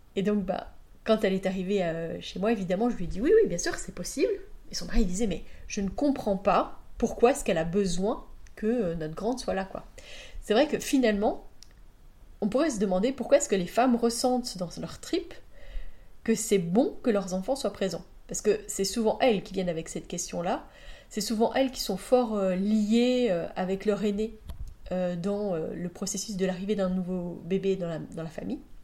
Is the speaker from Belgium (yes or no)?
yes; Belgium; chez nous en Belgique